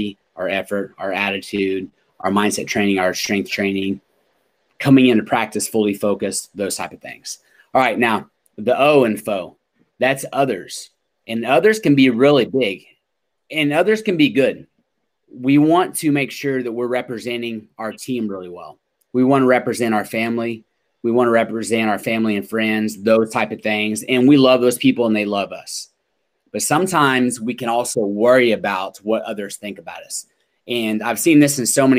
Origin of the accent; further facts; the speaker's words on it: Oklahoma, United States; I grew up in Oklahoma.